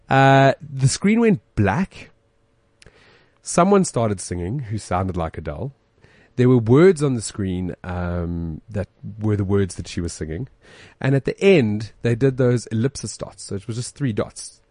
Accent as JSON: {"language": "English", "town": "Johannesburg", "region": "Gauteng", "country": "South Africa", "said": "We're from Joburg"}